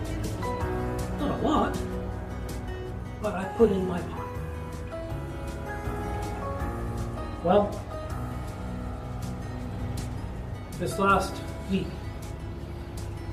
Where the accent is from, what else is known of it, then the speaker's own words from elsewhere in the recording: Scotland, United Kingdom; I was born in Scotland